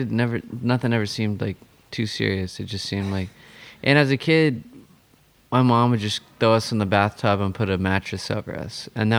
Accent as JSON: {"language": "English", "town": "Stillwater", "region": "Oklahoma", "country": "United States", "tie": "born or raised there", "also_born_or_lived": "Norman, Oklahoma", "lives_now": "Tulsa, United States", "said": "I grew up in Stillwater, which is a lot like Norman. It's a college town. It's smaller than Norman, but I moved to Norman."}